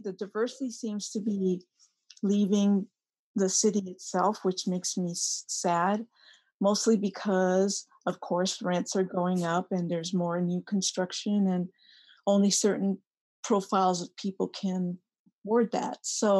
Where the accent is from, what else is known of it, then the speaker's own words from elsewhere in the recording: Oakland, California, United States; And I grew up in Oakland, by the way. I went to the Oakland Public School.